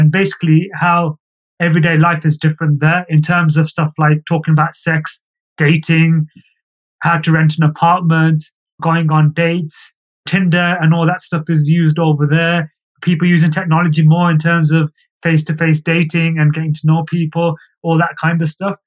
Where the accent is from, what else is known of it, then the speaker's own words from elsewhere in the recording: England, United Kingdom; moved away as an adult; now in India; I'm British, British South Asian, born and raised in the UK.